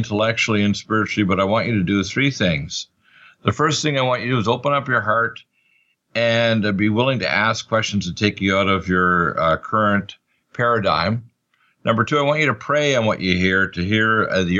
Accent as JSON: {"language": "English", "town": "Truro", "region": "Nova Scotia", "country": "Canada", "tie": "born or raised there", "also_born_or_lived": "Detroit, Michigan"}